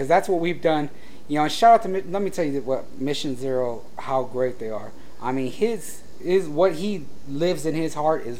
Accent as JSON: {"language": "English", "town": "San Diego", "region": "California", "country": "United States", "tie": "born or raised there", "said": "being born and raised in San Diego"}